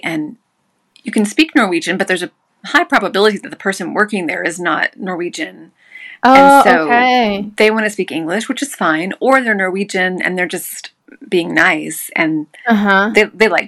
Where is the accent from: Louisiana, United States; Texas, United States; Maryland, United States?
Texas, United States; small town near Waco; moved away as an adult; now in Oslo, Norway; I'm from a really small town. The closest big city is Waco.